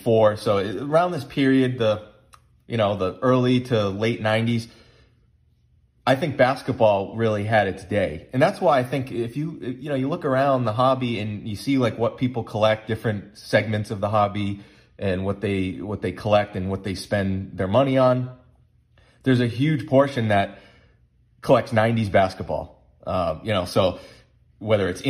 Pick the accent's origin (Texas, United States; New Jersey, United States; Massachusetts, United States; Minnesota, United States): Massachusetts, United States; we grew up in Massachusetts